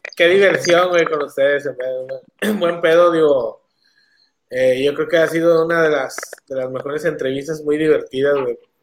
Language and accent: Spanish; northern Mexico, Mexico; somos norteños, güey, somos, somos de la ciudad